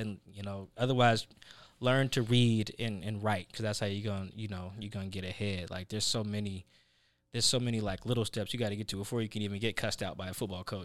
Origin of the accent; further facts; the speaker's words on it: Seattle, Washington, United States; also born or lived in Pullman, Washington; I grew up in Sa-, like, in South Seattle